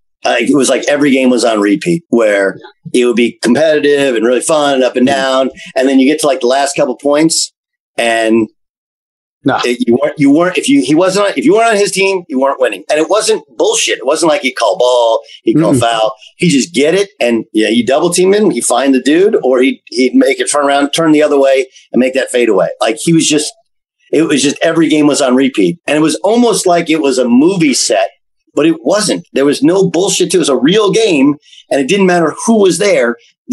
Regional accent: West Coast, United States; And, but I'd started at Notre Dame. So I had a little, and I'm from West Coast.

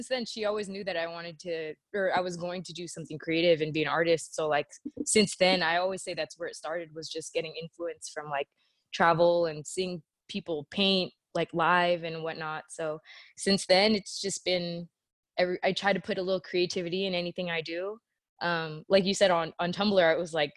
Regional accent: California, United States; moved away as an adult; now in Atlanta, United States; my childhood and whatnot growing up in California

